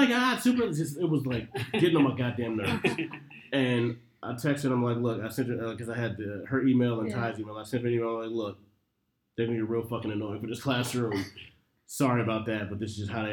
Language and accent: English; Detroit, Michigan, United States; moved away; I'm from Detroit